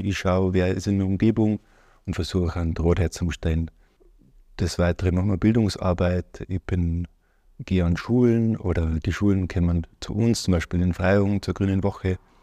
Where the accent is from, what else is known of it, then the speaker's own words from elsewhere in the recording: Ortenburg, Bavaria, Germany; Ich Bin aufgewachsen in Ortenburg, Niederbayern, in der Nähe Passau